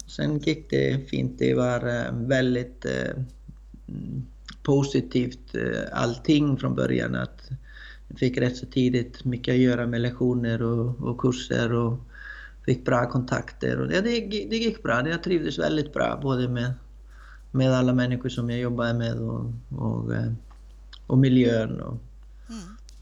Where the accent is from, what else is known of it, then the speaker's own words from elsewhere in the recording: Iceland; Swedish is a second language; moved away as an adult; now in Sweden; jag kommer från Island, eh, från en eh, man kan säga hästfamilj, men växte upp med väldigt, ja, göra väldigt många olika saker som man som man brukade göra på Island